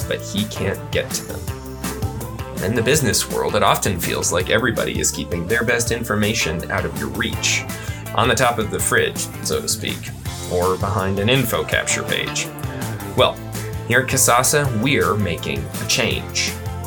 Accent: the North, United States; also born or lived in Texas; now in Colorado, United States; I grew up in the North. I'm a Yankee

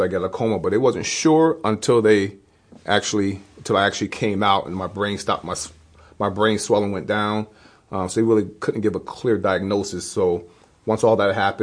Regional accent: Hudson, New York, United States; moved away as an adult; now in Fulton, United States; I grew up in Hudson, New York, born and raised

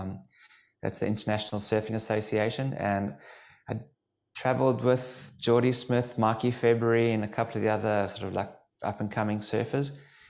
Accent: Durban, KwaZulu-Natal, South Africa; So originally from Durban in South Africa.

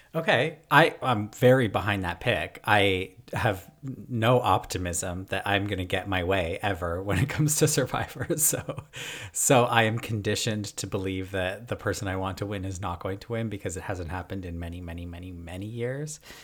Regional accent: Toronto, Ontario, Canada; I'm from Toronto.

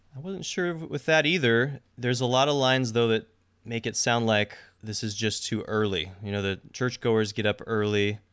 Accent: Seattle, Washington, United States; I'm from Seattle

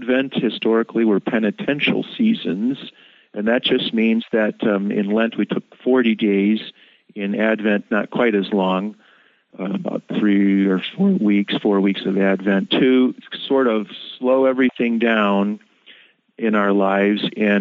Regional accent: Ann Arbor, Michigan, United States; moved away; also born or lived in Chicago; I grew up in Ann Arbor, where there's another Concordia

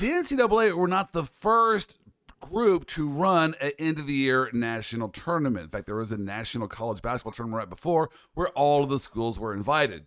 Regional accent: Kansas City, Kansas, United States; I'm from the Midwest, Kansas City

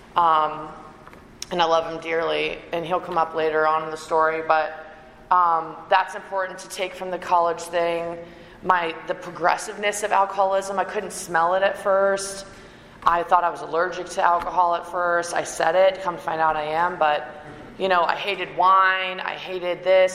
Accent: Canada; moved away; also born or lived in Raleigh, North Carolina; I'm Canadian

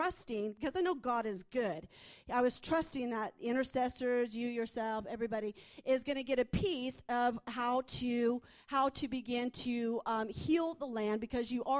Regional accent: United States; I'm from the States

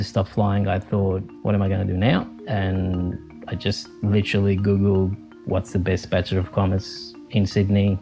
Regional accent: Capri, Campania, Italy; moved away; I was born in Italy, and I grew up on the island of Capri near Naples, close to the Amalfi Coast

